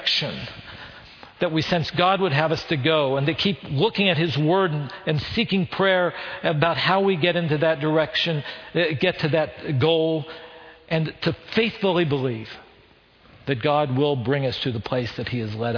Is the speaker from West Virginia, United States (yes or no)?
yes; West Virginia, United States; accent: West Virginia; moved away as an adult; also born or lived in Chicago; With my West Virginia accent, 18-year-old